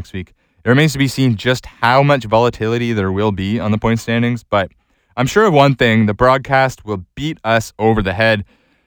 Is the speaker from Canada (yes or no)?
yes; Canada; as a Canadian